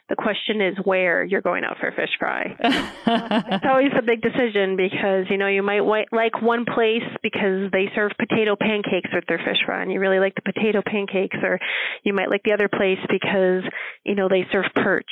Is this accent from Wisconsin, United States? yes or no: yes; Oneida, Wisconsin, United States; also born or lived in Chicago; grew up in Oneida, Wisconsin, and I lived in Wisconsin my whole life